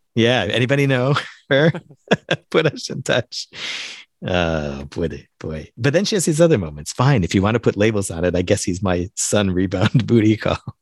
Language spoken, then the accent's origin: English; Central Time Zone, United States; moved away; I grew up in Central Time